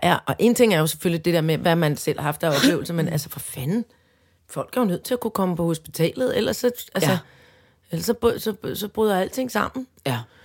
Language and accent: Danish; Søborg, Capital Region of Denmark, Denmark; oppe der i Søborg, hvor jeg kommer fra